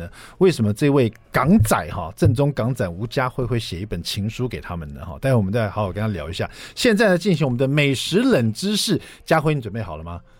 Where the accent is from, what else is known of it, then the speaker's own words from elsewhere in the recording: Taiwan; 在这里面写了很多我们台湾人这个非常熟悉的一些小吃啦